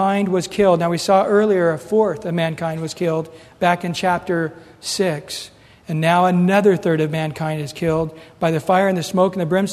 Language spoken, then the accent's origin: English; United States; us as Americans